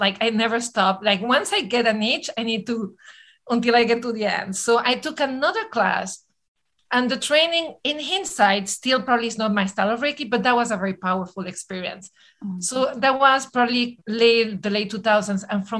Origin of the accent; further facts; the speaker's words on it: New York City, New York, United States; I'm a New Yorker. We have the attention span of a mosquito, right?